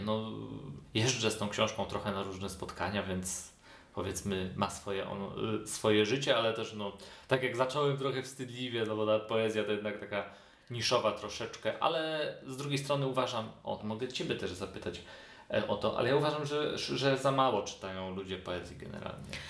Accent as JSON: {"language": "Polish", "town": "Świdnica", "region": "Lower Silesian Voivodeship", "country": "Poland", "tie": "born or raised there", "also_born_or_lived": "Kraków", "moved": "as an adult", "lives_now": "Poznań, Poland", "said": "u siebie w rodzinnej Świdnicy"}